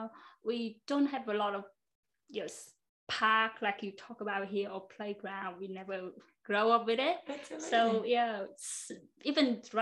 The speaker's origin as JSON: {"language": "English", "town": "Hanoi", "country": "Vietnam", "tie": "born or raised there", "also_born_or_lived": "Brisbane, Australia", "second_language": "English", "moved": "as an adult", "lives_now": "Australia", "said": "I grew up in Hanoi."}